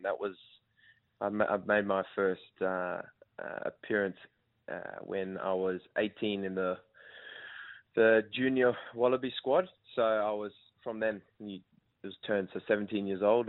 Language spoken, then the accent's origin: English; Perth, Western Australia, Australia; accent: South African; moved away as an adult; also born or lived in Namibia; now in Melbourne, Australia; I was born in Namibia. Uh, my parents brought me across to Perth when I was eight. Um, I grew up and I did most of my rugby in Perth, and then in 2018, I moved over to Melbourne.